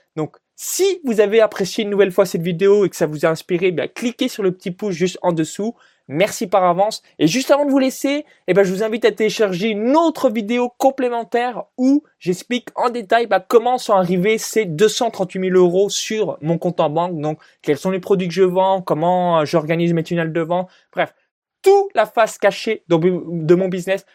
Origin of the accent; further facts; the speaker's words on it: a small village near Chalon-sur-Saône, Saône-et-Loire, Bourgogne-Franche-Comté, France; moved away as an adult; là où j'ai grandi de zéro à dix-neuf ans dans un petit village de moins de, euh, quatre-vingt-dix habitants, donc, proche de Chalon-sur-Saône